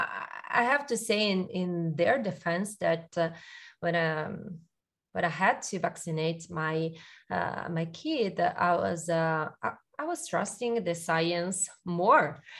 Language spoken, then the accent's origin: English; Milan, Lombardy, Italy; I'm Italian, uh, but I'm from Milan.